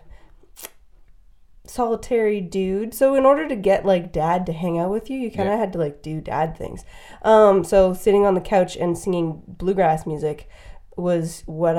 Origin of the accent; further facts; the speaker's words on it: West Coast, British Columbia, Canada; moved away as an adult; also born or lived in Vancouver, Canada / Montreal, Canada; I'm from the West Coast